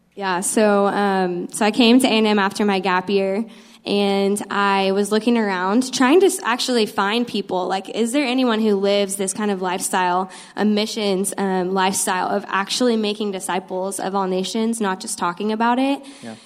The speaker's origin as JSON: {"language": "English", "town": "Austin", "region": "Texas", "country": "United States", "said": "I'm actually originally from Austin"}